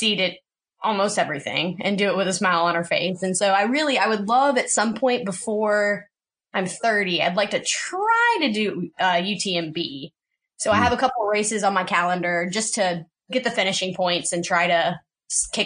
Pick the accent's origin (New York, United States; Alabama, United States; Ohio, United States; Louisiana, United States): Alabama, United States; moved away as an adult; now in Seattle, United States; originally I'm from Alabama where we have hills